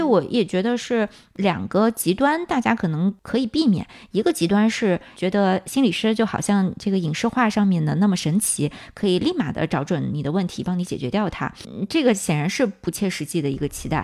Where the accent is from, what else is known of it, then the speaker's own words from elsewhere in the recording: China; moved away as an adult; also born or lived in United States; 我们很多在国内长大的小伙伴